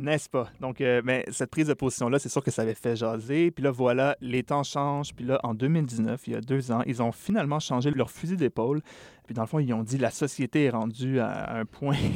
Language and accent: French; Quebec, Canada; chez nous, au Québec